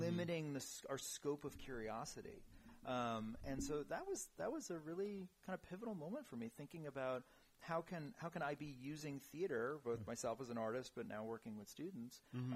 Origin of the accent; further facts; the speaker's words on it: New York City, New York, United States; moved away; born and raised in New York City